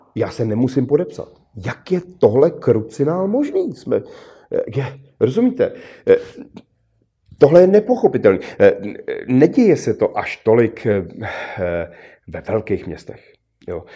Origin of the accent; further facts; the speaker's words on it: Czechia; Jsme Češi